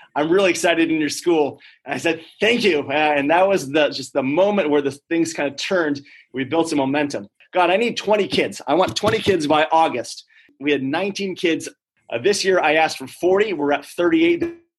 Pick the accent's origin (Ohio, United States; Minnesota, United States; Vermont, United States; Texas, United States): Vermont, United States; I grew up in poverty in Vermont